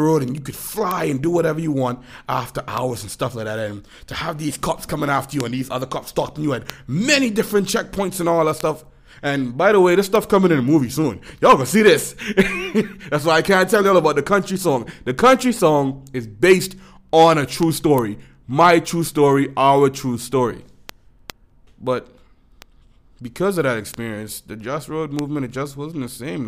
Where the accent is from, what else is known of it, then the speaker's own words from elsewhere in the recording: Florida, United States; growing up in Florida